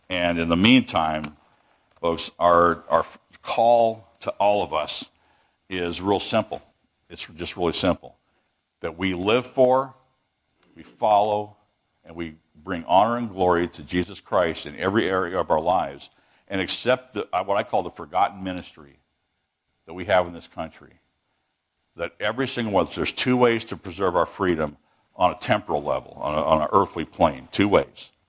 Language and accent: English; Washington, United States; moved away as an adult; We were tra- we're transplants here now for the last 20 years, and uh, I come from the People's Republic of Washington State